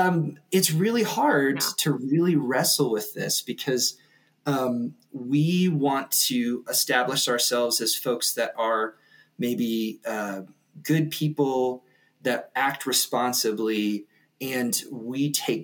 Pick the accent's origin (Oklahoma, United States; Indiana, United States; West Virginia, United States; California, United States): West Virginia, United States; now in Denver, United States; I grew up in West Virginia, and I had a super sort of like fairly sheltered childhood